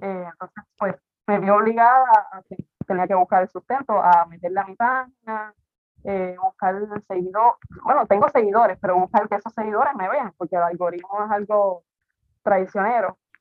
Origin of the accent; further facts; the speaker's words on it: Quebradillas, Puerto Rico; moved away as an adult; now in Rincón, Puerto Rico; yo soy de quebradilla, pero me voy para con hace ocho años